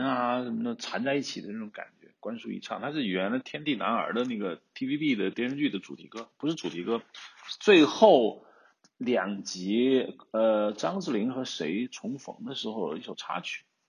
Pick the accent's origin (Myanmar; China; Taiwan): China; Hubei; accent: Hubei dialect; 我们湖北方言